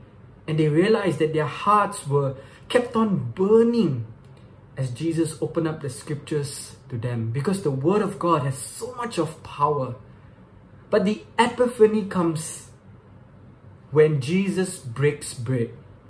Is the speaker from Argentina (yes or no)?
no; Subang Jaya, Selangor, Malaysia; Once again … from Subang Jaya, Malaysia.